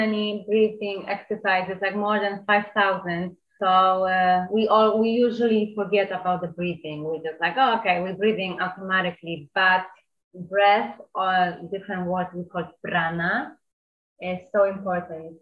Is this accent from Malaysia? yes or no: no; Poland; moved away as an adult; also born or lived in New York; I'm from Poland. Now I'm 29, and I left Poland when I was 18, and I spent in New York 9 years.